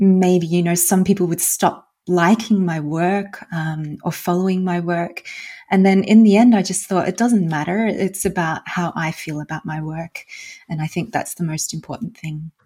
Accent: Australia; moved away as an adult; also born or lived in Germany / Netherlands; now in Iceland; I'm originally from Australia. Uh, I grew up in Australia and I then moved

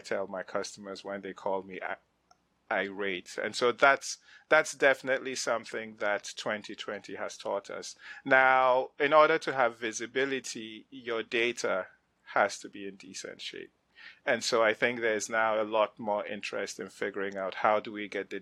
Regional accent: Nigeria; moved away as an adult; also born or lived in Ghana; now in United States; I grew up in West Africa. I come from Ghana, grew up in Nigeria, came to the States to go to college on a grant

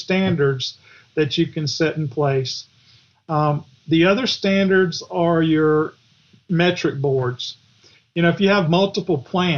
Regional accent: the South, United States; Of course, I'm from the South, so every chapter's got a Southern title.

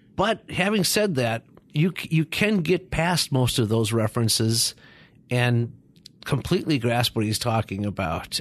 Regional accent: Minneapolis, Minnesota, United States; I'm from the Twin Cities of Minneapolis and Saint Paul, and, uh, I s, did all my studying in Minnesota as well

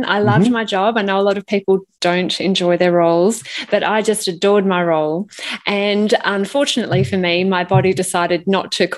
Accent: Melbourne, Victoria, Australia; I grew up in Melbourne and definitely a Melbourne girl.

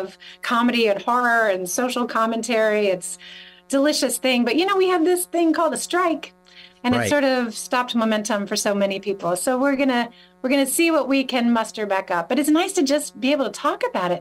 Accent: North Carolina, United States; moved away as an adult; growing up in North Carolina

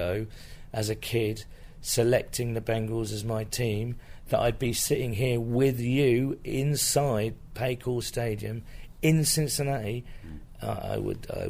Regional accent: United Kingdom; being British

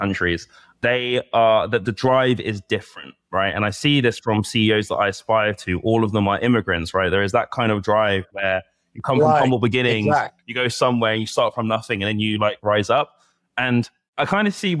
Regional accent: Bedfordshire, East of England, United Kingdom; moved away as an adult; also born or lived in London; now in Abu Dhabi, United Arab Emirates; I grew up in London and Bedfordshire. So spent a large part of my childhood growing up in Bedfordshire.

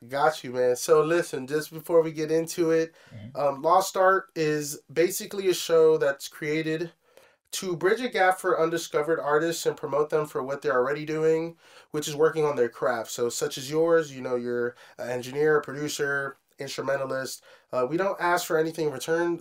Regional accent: Hyattsville, Maryland, United States; we grew up in Hodgesville

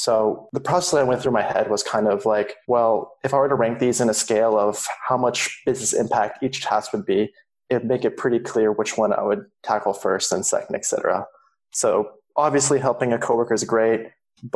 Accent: Silicon Valley, California, United States; I grew up in California in the Silicon Valley.

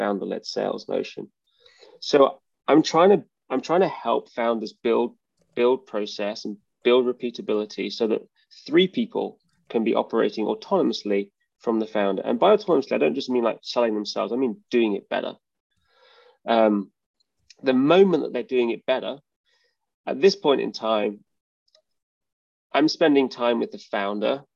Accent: United Kingdom; moved away; as you can probably tell by my accent. I'm from the UK.

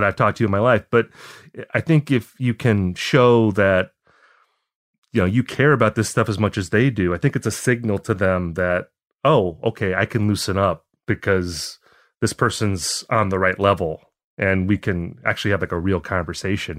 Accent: Appleton, Wisconsin, United States; moved away as an adult; also born or lived in Eau Claire, Wisconsin; now in Minneapolis, United States; I grew up in a town called Appleton

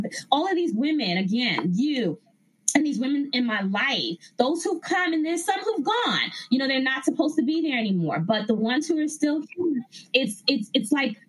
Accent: New York, United States; So other cities, I'm from New York. So I got to do New York, trying to work that out again.

